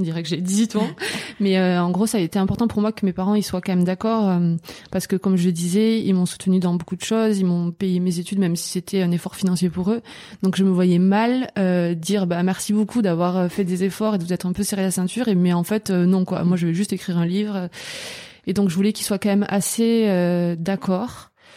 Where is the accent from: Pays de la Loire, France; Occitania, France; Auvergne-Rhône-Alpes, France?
Occitania, France; Albi; je viens d'Albi, c'est euh, une petite ville euh, à côté de Toulouse